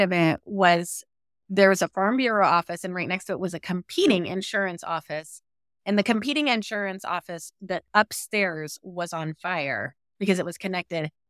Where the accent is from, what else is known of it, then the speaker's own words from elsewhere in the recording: rural Southwest Missouri, United States; I'm from Missouri, I grew up on a farm in rural Southwest Missouri